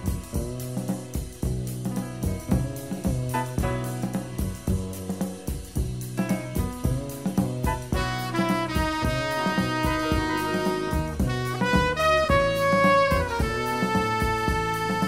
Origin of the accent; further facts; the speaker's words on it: New Orleans, Louisiana, United States; We grew up together in New Orleans